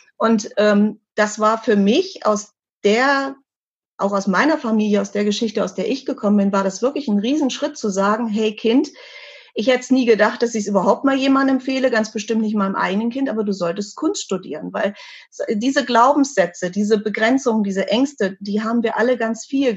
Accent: Hanover, Lower Saxony, Germany; diese eine Firma damals in Hannover, an meinem Geburtsort

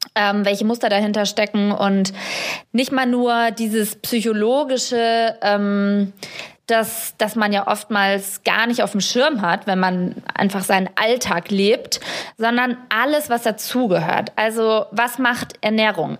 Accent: Germany; ich komme aus Deutschland

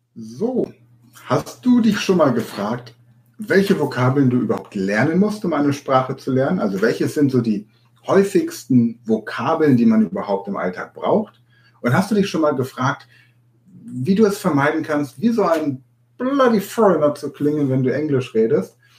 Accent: Hanover, Lower Saxony, Germany; Ich bin in Hannover geboren

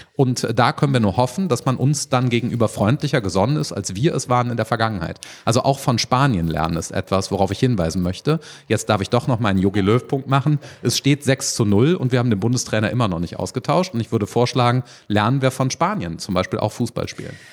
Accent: Rhineland, Germany; als Rheinländer

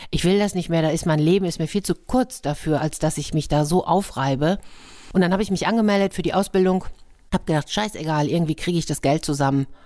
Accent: Madrid, Community of Madrid, Spain; moved away; Da habe ich gedacht, ich komme aber doch aus Madrid. Ich habe doch schon eine große Stadt hinter mir.

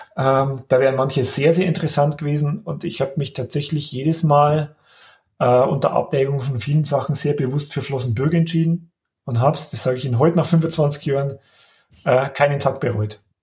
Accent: Upper Palatinate, Bavaria, Germany; moved away; ich bin ja gebürtiger Oberpfälzer, ich war lang weg, hatte nicht geplant zurückzukommen

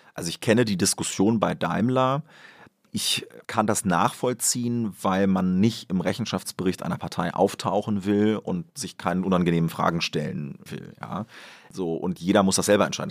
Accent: Göttingen district, Lower Saxony, Germany; im Landkreis Göttingen, wo ich herkomme

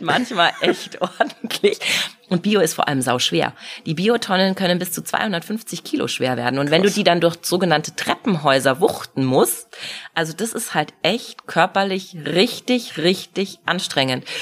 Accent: Munich, Bavaria, Germany; Natürlich, ich bin hier in München geboren, ich bin hier aufgewachsen

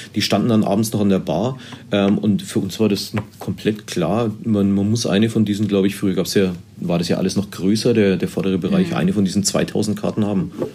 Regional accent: Erlangen, Bavaria, Germany; Ich komme ja aus Erlangen, ich bin hier in Erlangen verwurzelt.

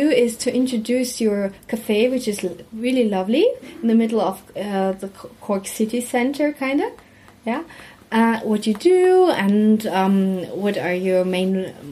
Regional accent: Baden-Württemberg, Germany; English is a second language; we come from Germany, from the south part of Germany, Baden-Württemberg, and uh, we are normally around um, in Ireland around Whitsun

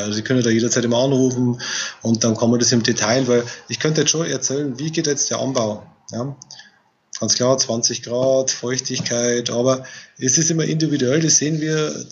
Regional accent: Bavaria, Germany; sagt man bei uns in Bayern

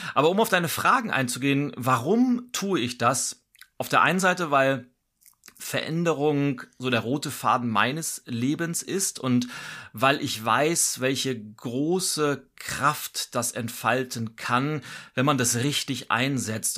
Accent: Lübeck, Schleswig-Holstein, Germany; moved away as an adult; now in Berlin, Germany; Ich äh, bin gebürtig nordisch bei Nature, bin in Lübeck geboren, lebe aber seit über 20 Jahren in Berlin. Also Berlin ist meine, mein Zuhause und äh, Schleswig-Holstein ist so meine Heimat

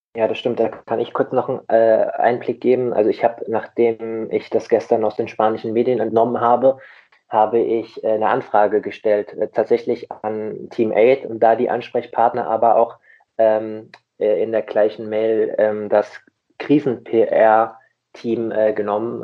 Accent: Rheingau, Hesse, Germany; now in Hamburg, Germany; Und ich bin, ich bin auch kein Hamburger. Ich habe es mir nur so angewöhnt. Ich komme ja auch aus dem schönen Rhein-Main-Gebiet, aus dem, aus dem Rheingau

